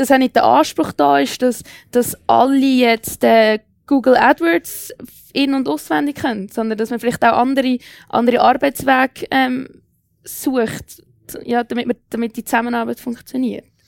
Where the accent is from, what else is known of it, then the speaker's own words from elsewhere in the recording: Switzerland; bei uns in der Schweiz